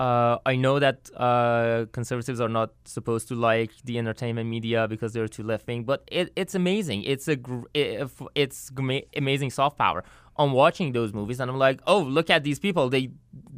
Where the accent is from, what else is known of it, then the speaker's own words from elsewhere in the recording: north near Turkmenistan border, northern Iran, Iran; now in United States; I was born and raised in Iran in north near Turkmenistan border.